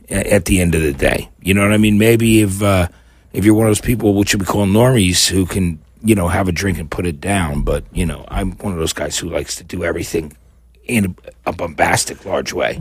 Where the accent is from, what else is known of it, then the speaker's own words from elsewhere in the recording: New Brunswick, New Jersey, United States; moved away as an adult; also born or lived in New Orleans / San Francisco; now in Los Angeles, United States; growing up in New Jersey